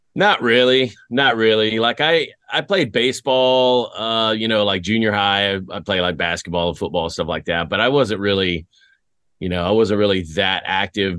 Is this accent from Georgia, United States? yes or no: no; West Tennessee, United States; moved away; also born or lived in Greece / Fort Riley, Kansas / Germany; I grew up in West Tennessee